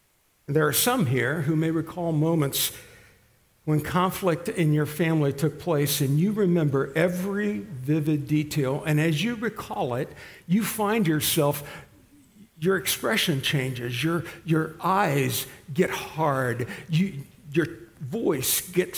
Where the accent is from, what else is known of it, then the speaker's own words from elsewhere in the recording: Italy; We grew up in Italy, so we were used to this and that.